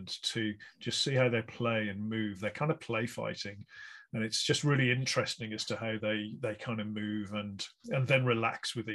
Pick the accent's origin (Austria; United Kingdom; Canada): United Kingdom; West Bromwich, West Midlands; I'm from West Bromwich myself